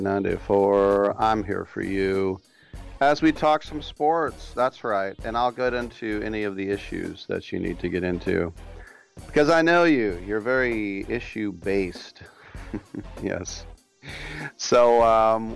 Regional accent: California, United States; my home state

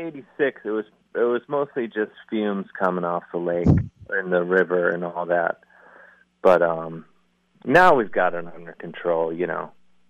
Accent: University Heights, Ohio, United States; I'm from the mean streets of University Heights. Uh-huh. Right down the street. I grew up about 100 yards outside of Shaker Heights.

